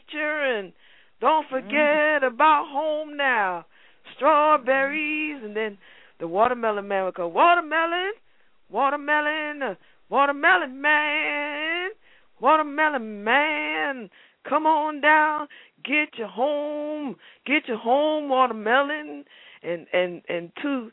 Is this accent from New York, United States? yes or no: yes; New York City, New York, United States; I am from Harlem and Bronx, New York